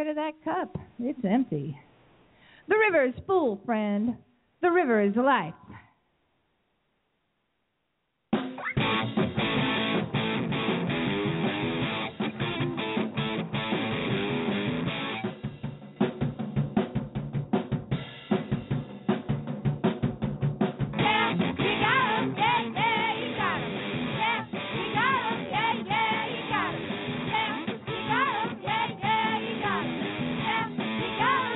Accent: Pennsylvania, United States; now in Arizona, United States; I'm from Pennsylvania

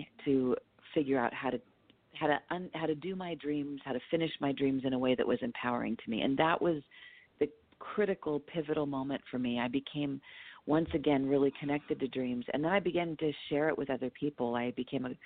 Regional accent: Los Angeles, California, United States; also born or lived in Whittier, California; I was born in Los Angeles, East Los Angeles

